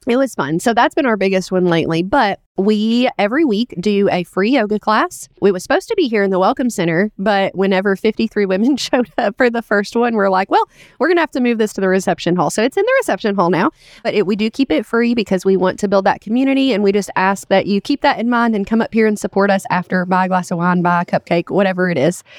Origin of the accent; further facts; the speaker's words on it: Richmond, Kentucky, United States; Richmond, it is my hometown